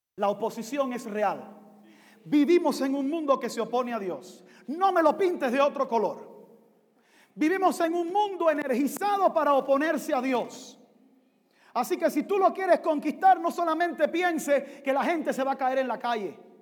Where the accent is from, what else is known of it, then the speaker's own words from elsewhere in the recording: Cuba; moved away; Soy cubano, negro y pentecostal.